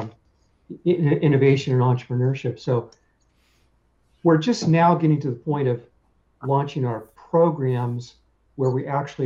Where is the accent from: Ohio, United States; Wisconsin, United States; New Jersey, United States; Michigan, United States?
Ohio, United States; outside of Columbus; moved away as an adult; also born or lived in Omaha, Nebraska / Philadelphia / Baltimore / Los Angeles; I grew up outside of Columbus, Ohio. I consider myself a Heartland person